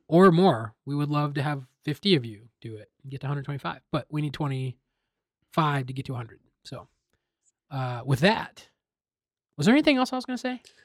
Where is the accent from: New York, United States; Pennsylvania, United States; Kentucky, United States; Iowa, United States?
Iowa, United States; I grew up in Iowa, predominantly white Iowa